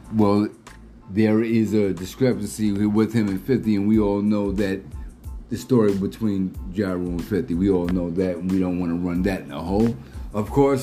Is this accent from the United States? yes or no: yes; Philadelphia, Pennsylvania, United States; Philadelphia born.